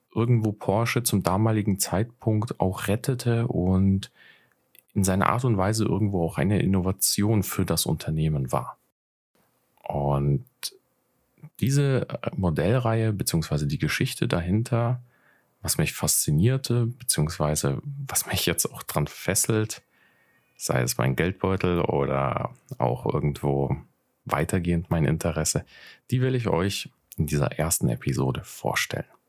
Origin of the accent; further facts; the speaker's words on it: Nuremberg, Bavaria, Germany; 27, bin aus Nürnberg